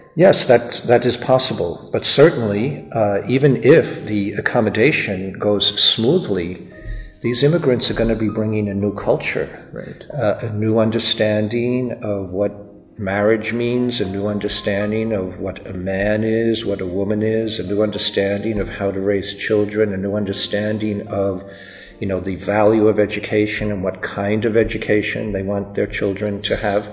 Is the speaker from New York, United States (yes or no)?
yes; New York, United States; even though I was born in the US, I'm an American citizen, and uh, my particular part of the family grew up in New York